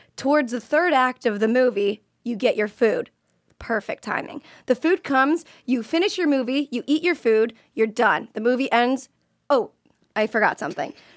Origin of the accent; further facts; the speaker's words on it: Florida, United States; I'm from Florida